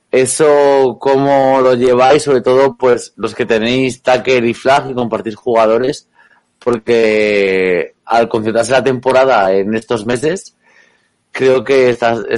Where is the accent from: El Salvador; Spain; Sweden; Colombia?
Spain; Madrid, Community of Madrid; también soy de Madrid.